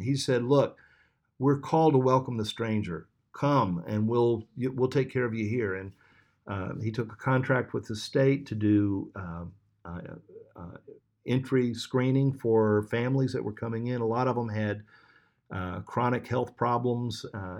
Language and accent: English; Sierra Leone; there's no place like Jericho Road in the entire district that I grew up in Sierra Leone, and I want to go back.